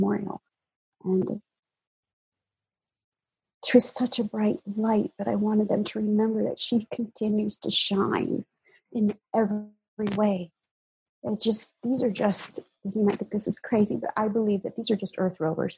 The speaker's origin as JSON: {"language": "English", "country": "United States", "tie": "born or raised there", "moved": "as an adult", "lives_now": "Hawaii, United States"}